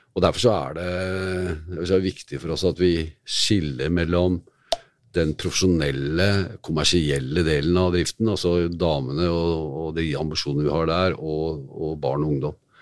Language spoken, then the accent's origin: Norwegian; Oslo, Norway; var oppvokst i Kristian Wiskes